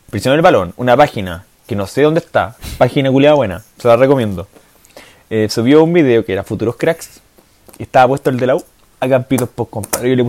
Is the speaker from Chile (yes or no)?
yes; San Felipe, Valparaíso, Chile; Soy de San Felipe, yo, weón.